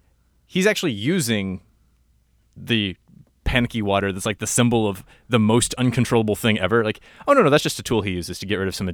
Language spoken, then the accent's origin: English; Houston, Texas, United States; moved away; also born or lived in Phoenix; I grew up in Houston.